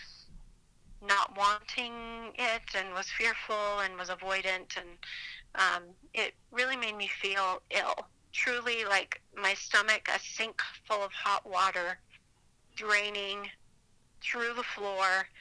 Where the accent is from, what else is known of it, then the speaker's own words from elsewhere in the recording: Provo, Utah, United States; I grew up in Utah County, so schools and churches were filled with very similar types of people